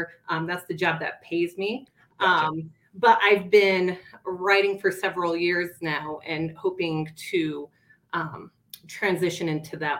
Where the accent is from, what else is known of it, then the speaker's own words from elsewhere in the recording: outside of Scranton, Northeastern Pennsylvania, United States; now in Colorado, United States; I grew up about 10 minutes outside of Scranton.